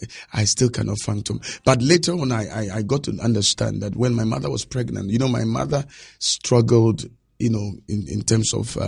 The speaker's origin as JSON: {"language": "English", "town": "Nima", "region": "Greater Accra", "country": "Ghana", "tie": "born or raised there", "said": "When I was growing up, I saw poverty."}